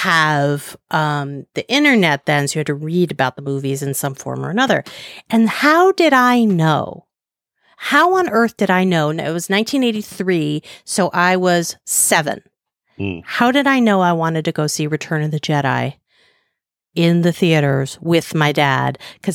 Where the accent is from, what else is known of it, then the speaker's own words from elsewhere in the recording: New York City, New York, United States; I grew up in Upper West Side of Manhattan.